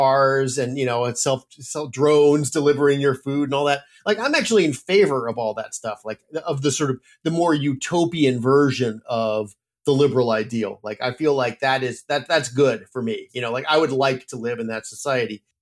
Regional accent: Phoenix, Arizona, United States; I grew up in Phoenix, so it's a place that I know pretty well

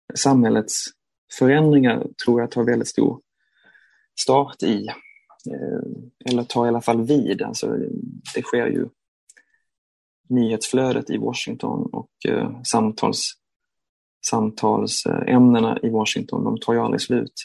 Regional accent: Malmö, Skåne, Sweden; Jag är jag är från Malmö och eh, växte upp i eh, Malmö

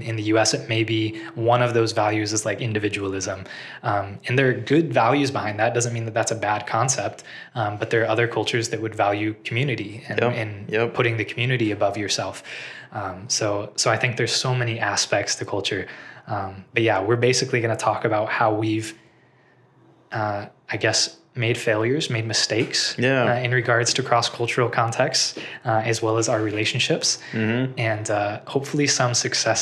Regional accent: United States; moved away as an adult; now in Israel; I'm from the U.S. And I am currently living in Israel

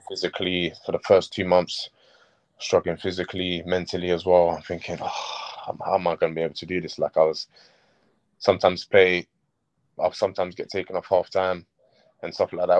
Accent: London, United Kingdom; also born or lived in Sierra Leone; it was where I grew up. I grew up in Gypsy Hill near Crystal yeah. Palace

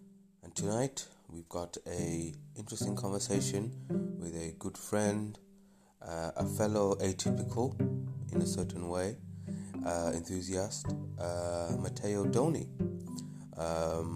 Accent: Birmingham, West Midlands, United Kingdom; also born or lived in Wales; I was born in Wales, but I spent most of that formative period in the Midlands. And so I'm always thought of myself as a Brummie.

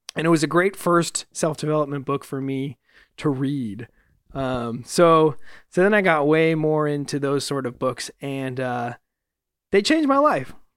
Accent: Fresno, California, United States; now in Los Angeles, United States; back in my hometown recently in Fresno

